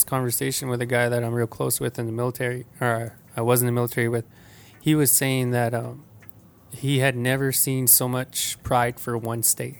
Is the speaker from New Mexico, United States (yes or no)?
yes; Mescalero, New Mexico, United States; I really wanted people to know I was from New Mexico.